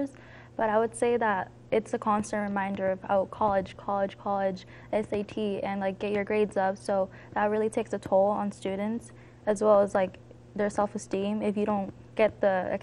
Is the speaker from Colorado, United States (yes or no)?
yes; Denver, Colorado, United States; I'm from Southwest Denver